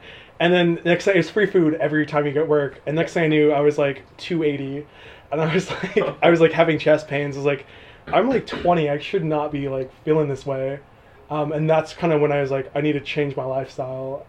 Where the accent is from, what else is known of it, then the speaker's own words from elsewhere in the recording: southeast side of the Sierra Nevada, California, United States; also born or lived in Chico; my hometown was right outside the Sierra Nevadas, like on the like southeast side of Sierra